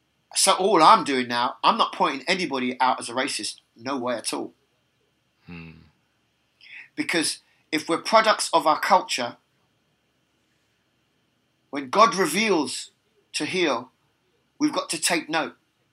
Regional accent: England, United Kingdom; born there; accent: British; I have a British accent and I was born in England

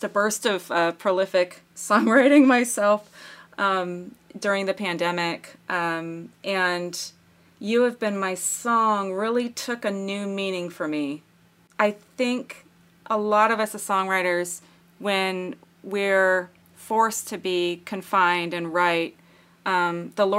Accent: United States; I'm American

